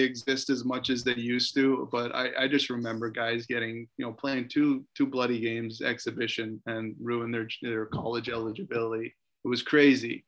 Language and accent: English; Canada; I'm from Canada.